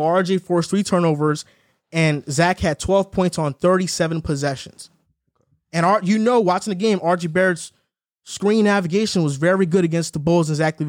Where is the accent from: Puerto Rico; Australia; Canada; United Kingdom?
Canada; Toronto, Ontario; I used to watch Toronto all the time. I'm from Toronto, so I knew it was coming.